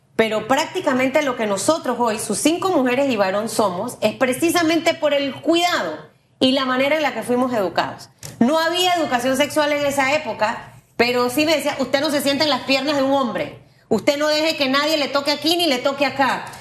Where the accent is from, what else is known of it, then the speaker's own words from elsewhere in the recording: Panama; como panameña, como mujer, como mamá